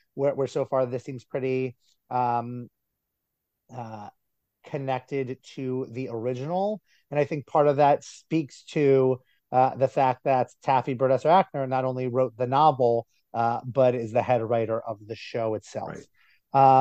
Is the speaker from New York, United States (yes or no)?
no; New Jersey, United States; my town, my hometown in New Jersey